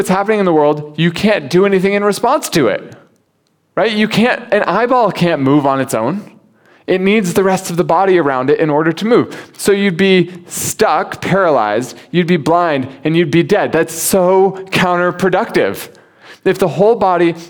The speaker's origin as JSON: {"language": "English", "country": "United States", "moved": "yes", "lives_now": "Hong Kong", "said": "As an American"}